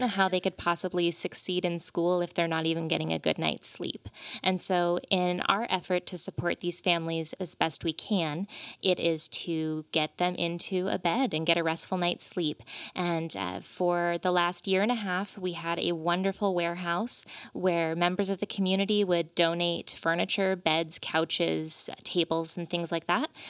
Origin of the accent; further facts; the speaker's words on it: Veneta, Oregon, United States; also born or lived in Monterey, California; I grew up in Veneta, so very close to here